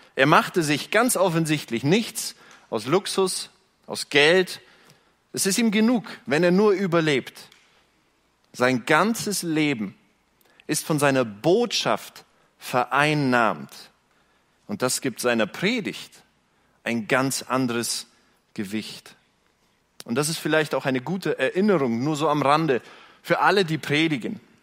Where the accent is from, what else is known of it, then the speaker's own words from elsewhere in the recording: Günzburg, Bavaria, Germany; ich bin Bayer. Ich komme nicht von hier, ich komme von dort, jenseits der Grenze